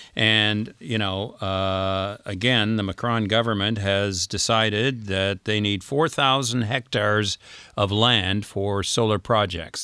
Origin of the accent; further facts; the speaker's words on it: Canada; moved away as an adult; now in France; we're Canadian citizens, we're here on a visitor's visa, but we pay taxes here and we have a house here